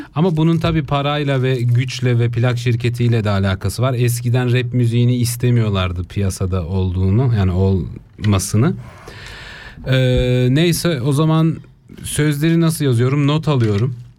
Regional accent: Basel, Basel-Stadt, Switzerland; Ben İsviçre Basel'de doğdum.

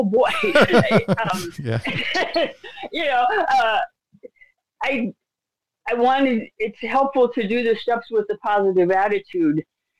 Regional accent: Iraq; Okay, well, I grew up in Iraq, you know, so, and I learned to be hypervigilant.

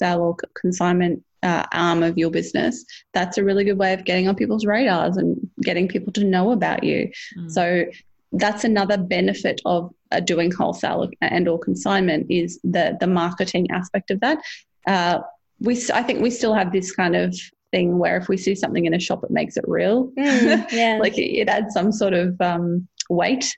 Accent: Australia; as an Australian

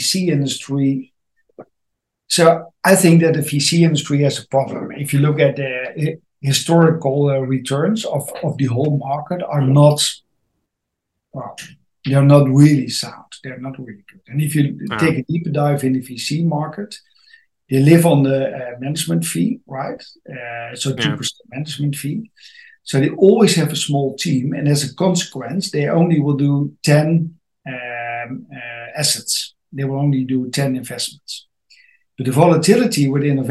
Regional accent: Amsterdam, North Holland, Netherlands; I'm from the Netherlands, Amsterdam

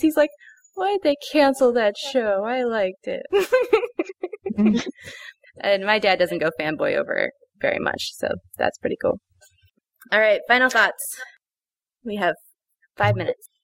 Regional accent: Los Angeles, California, United States; growing up in Los Angeles

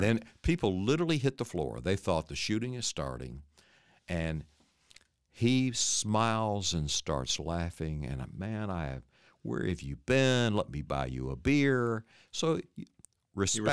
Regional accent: East Texas, United States; moved away as an adult; I'm from East Texas

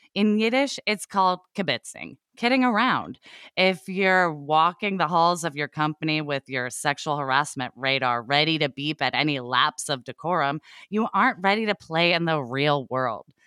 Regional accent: Oregon, United States; I grew up in Oregon

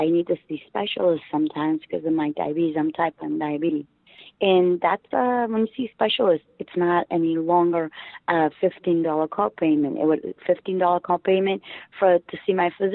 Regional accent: Portugal; now in United States; in Portugal, where I'm from.

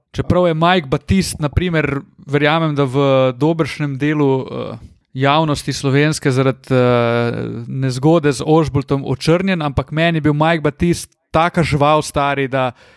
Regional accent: Slovenia; smo imeli Slovenci

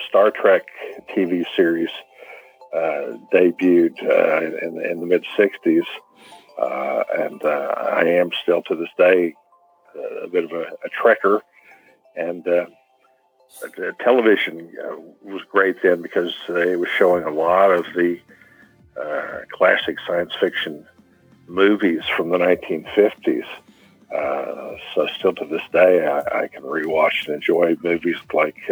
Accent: Tulsa, Oklahoma, United States; here in my hometown, Tulsa, Oklahoma

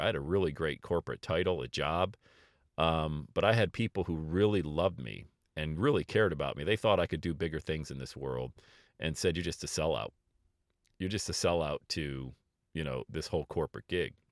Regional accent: Bradford, Pennsylvania, United States; now in Cincinnati, United States; growing up in Bradford, P

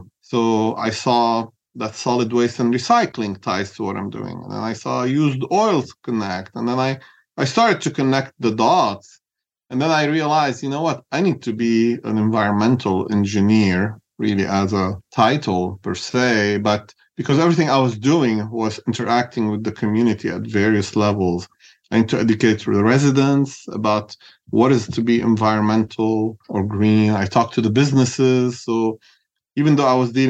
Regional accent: Beirut, Beirut Governorate, Lebanon; moved away as an adult; now in California, United States; I grew up in Beirut, Lebanon.

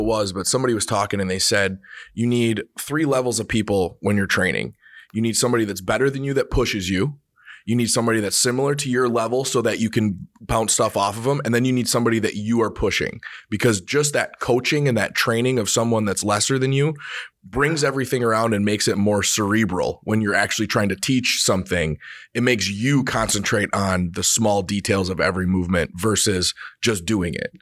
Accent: Reedsburg, Wisconsin, United States; I'm from Reedsburg, right? Small

